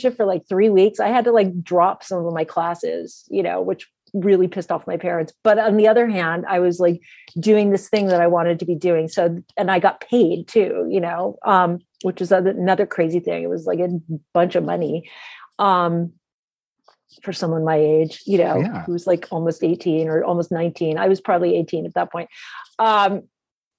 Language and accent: English; Arizona, United States; moved away; growing up in Arizona